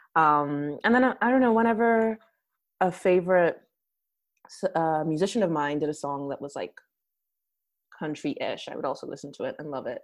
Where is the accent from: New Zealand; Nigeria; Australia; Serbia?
Nigeria; now in United States; I'm Nigerian, and then I naturalized to the U.S. Uh, in 2015